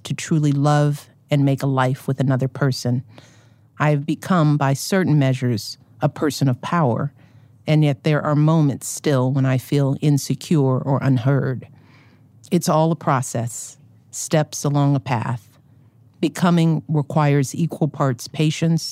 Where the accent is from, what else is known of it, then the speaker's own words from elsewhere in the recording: Chicago, Illinois, United States; as a Chicagoan